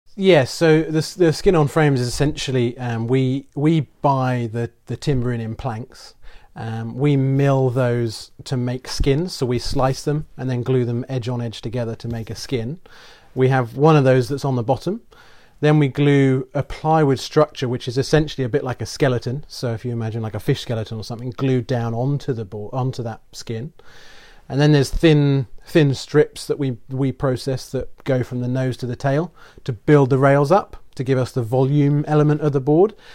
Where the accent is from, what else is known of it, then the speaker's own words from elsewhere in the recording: England, United Kingdom; moved away; grew up kind of in the middle of the U K